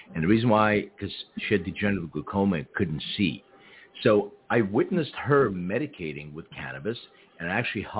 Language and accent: English; Philadelphia, Pennsylvania, United States; now in Los Angeles, United States; when I was a real little kid, I grew up in Philadelphia